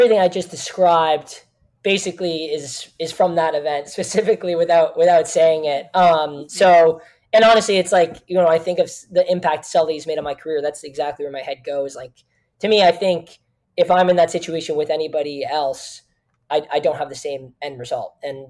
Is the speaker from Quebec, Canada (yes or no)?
no; Kitchener, Ontario, Canada; I had art projects back in my hometown in Kitchener